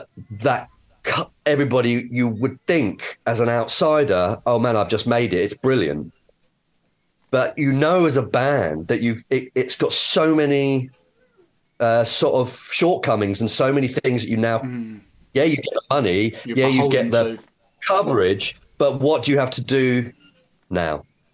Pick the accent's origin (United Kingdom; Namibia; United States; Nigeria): Nigeria; I'm actually Nigerian, right?